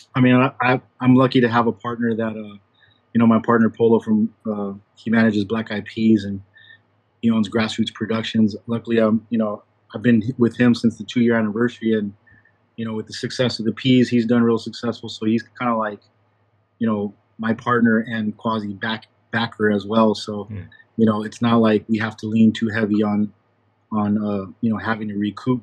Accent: San Diego, California, United States; I'm from San Diego, California

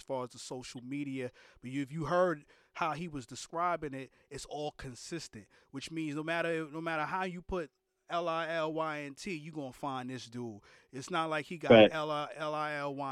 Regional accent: New York City, New York, United States; I'm from New York City, Brooklyn to be exact.

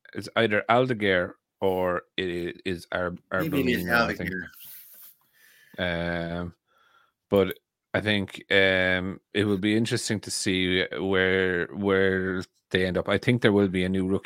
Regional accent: Ireland; I'm very Irish

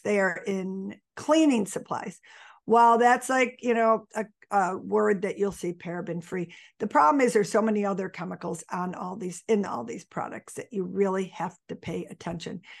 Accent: Buffalo, New York, United States; I was born and raised in Buffalo. I'm still in Buffalo

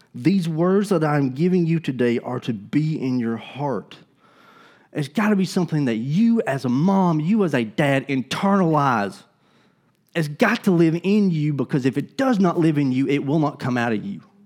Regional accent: Gadsden, Alabama, United States; I'm from Alabama. I grew up in Gadsden.

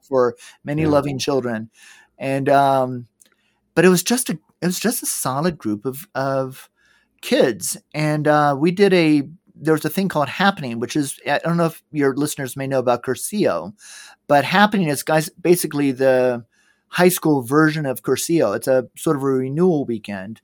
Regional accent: Georgia, United States; moved away; also born or lived in Middle East; I grew up in Georgia.

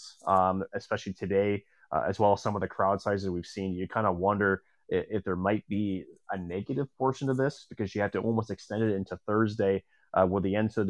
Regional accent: St. Cloud, Minnesota, United States; born or raised there

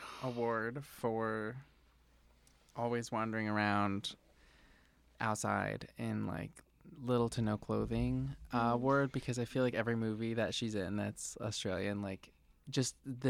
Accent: the South, United States; moved away; Because I grew up like partially in the South

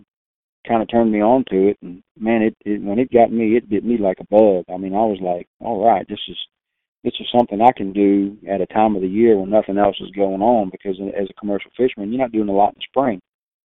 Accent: South Louisiana, United States; I loved calling ducks growing up in South Louisiana.

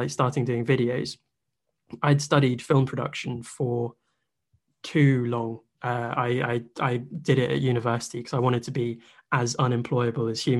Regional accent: England, United Kingdom; as like an English Bayern fan

